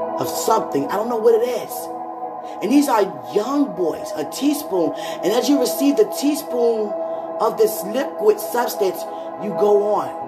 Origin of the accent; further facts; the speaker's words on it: United States; I'm American